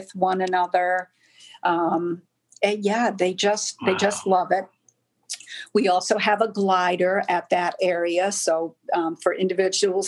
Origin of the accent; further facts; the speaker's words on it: Rhode Island, United States; moved away; that's where I grew up in Rhode Island